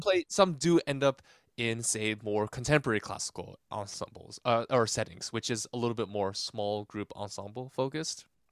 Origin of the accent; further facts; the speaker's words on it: Irvine, California, United States; also born or lived in Granada Hills, Los Angeles; I was born in Granada Hills originally, but I spent most of my formative years in Irvine, California